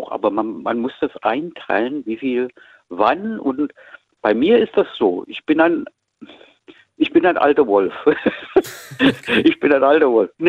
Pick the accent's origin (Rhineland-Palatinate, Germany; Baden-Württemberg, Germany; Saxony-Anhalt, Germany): Baden-Württemberg, Germany; ich bin auf, in Baden-Württemberg aufgewachsen.